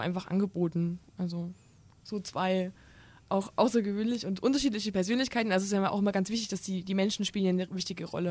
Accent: Thuringia, Germany; moved away as an adult; now in Kassel, Germany; ich komme aus Thüringen und bin hier zum Studieren

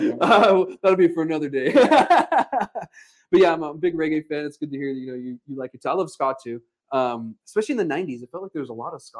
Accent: Alamogordo, New Mexico, United States; I grew up in Alamogordo, so my whole life, American citizen.

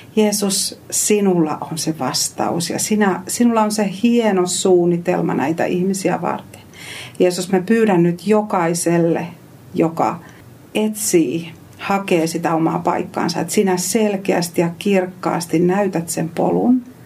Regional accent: Eastern Finland, Finland; moved away as an adult; also born or lived in Savonlinna; now in Helsinki metropolitan area, Finland; kotoisin Itä-Suomesta

